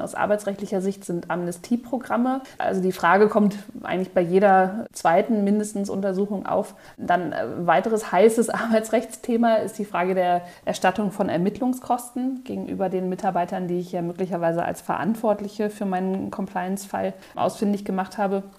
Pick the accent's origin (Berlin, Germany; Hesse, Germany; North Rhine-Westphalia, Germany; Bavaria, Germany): Berlin, Germany; moved away as an adult; now in Munich, Germany; keine gebürtige Münchnerin, sondern komme eigentlich aus Berlin